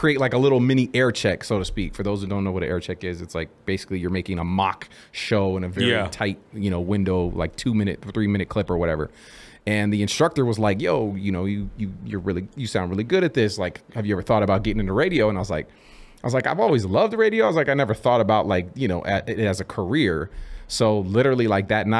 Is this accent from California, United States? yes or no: yes; Bay Area, California, United States; born and raised in the Bay Area